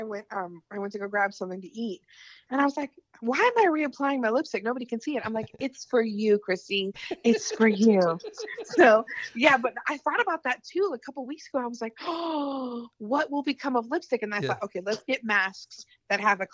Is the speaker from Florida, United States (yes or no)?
yes; Gainesville, Florida, United States; moved away as an adult; also born or lived in Los Angeles, United States; now in Nashville, United States; where I grew up in Florida and all my family's from